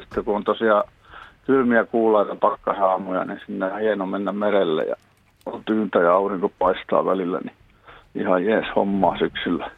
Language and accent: Finnish; Pori, Satakunta, Finland; now in Pyhäranta, Finland; mä itse Porista syntyisin